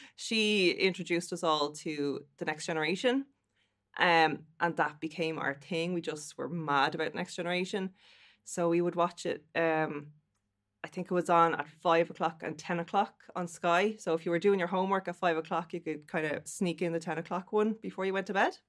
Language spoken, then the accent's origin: English; Dublin, Leinster, Ireland; now in Athlone, Ireland; I come from Dublin and I live in the Midlands now in lovely Athlone.